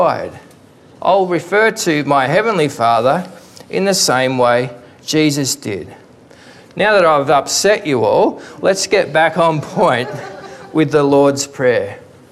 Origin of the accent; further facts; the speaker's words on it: Victoria, Australia; I grew up in Victoria